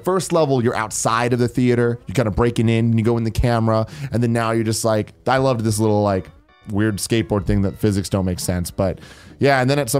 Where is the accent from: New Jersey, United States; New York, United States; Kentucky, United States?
New York, United States; I'm from the New York area, play a little of everything, and I'm down to chat with anyone.